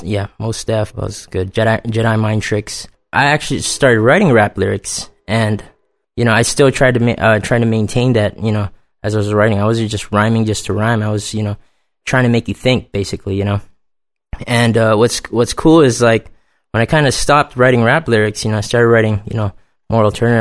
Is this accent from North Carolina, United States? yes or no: no; Hawaii, United States; moved away; I'm originally from Hawaii.